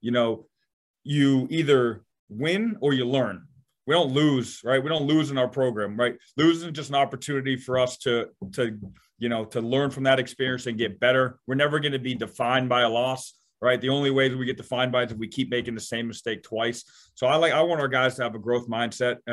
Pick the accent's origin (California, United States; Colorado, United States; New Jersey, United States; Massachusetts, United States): Massachusetts, United States; Bellingham; also born or lived in Canada; I'm from Massachusetts